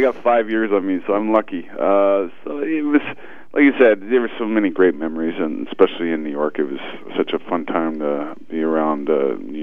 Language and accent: English; Lindsay, Ontario, Canada; I grew up in Lindsay, Ontario.